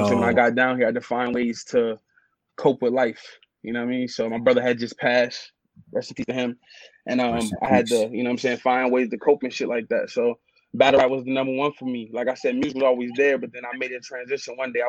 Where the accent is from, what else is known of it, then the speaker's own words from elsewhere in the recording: Buffalo, New York, United States; born there; So I was born in Buffalo. Shout out 716 the town.